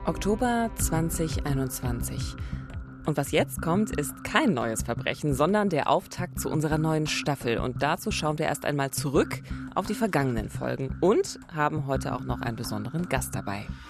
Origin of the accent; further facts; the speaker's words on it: Eberswalde, Brandenburg, Germany; in meiner Heimatstadt, äh, der wunderschönen Waldstadt Eberswalde